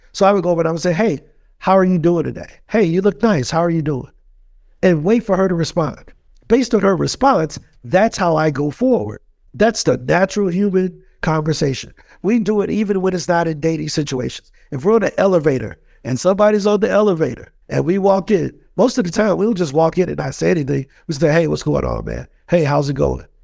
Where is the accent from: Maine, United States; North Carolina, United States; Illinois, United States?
Illinois, United States; East St. Louis; born and raised in East Saint Louis, Illinois